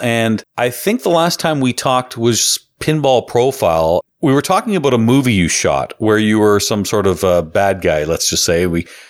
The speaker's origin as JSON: {"language": "English", "country": "Canada", "said": "I'm Canadian here."}